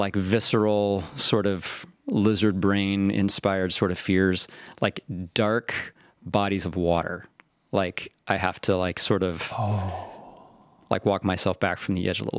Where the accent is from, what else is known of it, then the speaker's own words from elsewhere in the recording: Hays, Kansas, United States; also born or lived in Olympia, Washington; now in California, United States; I was born in Hayes, Kansas. The locals would refer to it as Hayes, America.